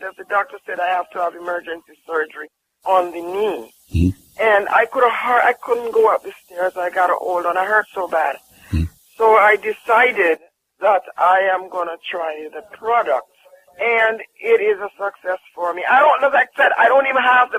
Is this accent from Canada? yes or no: no; Jamaica; I'm from Jamaica